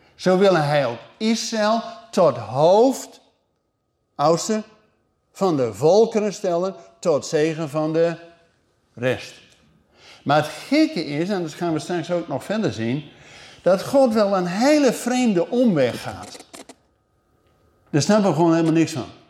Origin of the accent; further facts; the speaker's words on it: Netherlands; wij keken als Nederlanders